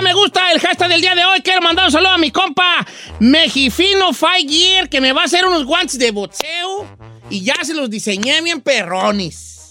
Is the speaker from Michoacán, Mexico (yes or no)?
yes; Michoacán, Mexico; moved away; Yo soy de Michoacán y allá hay, poblados muy béisboleros, como Ario de Rayón, muy beisbolero. Pero no, yo no crecí con el béisbol